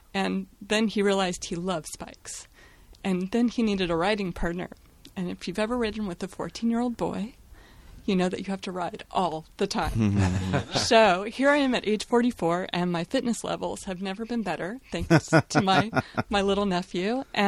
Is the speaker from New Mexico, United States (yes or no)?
no; Salem, Oregon, United States; Hi, I'm …. I'm from Salem, Oregon.